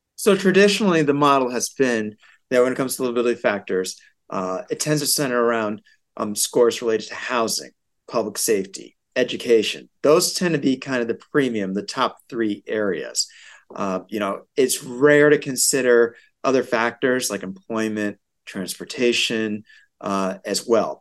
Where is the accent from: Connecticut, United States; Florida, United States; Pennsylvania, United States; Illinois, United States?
Connecticut, United States; West Hartford; West Hartford, my hometown.